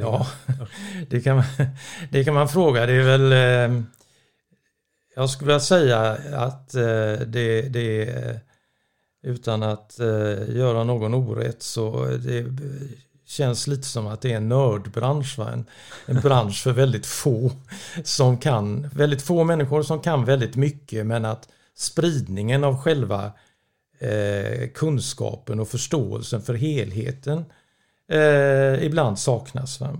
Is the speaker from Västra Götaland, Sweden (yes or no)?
yes; Gothenburg, Västra Götaland, Sweden; jag är uppvuxen i Göteborg